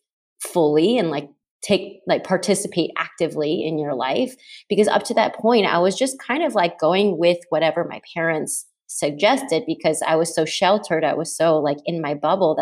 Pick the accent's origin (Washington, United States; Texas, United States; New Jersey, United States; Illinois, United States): Texas, United States; moved away; also born or lived in New York; I'm from Texas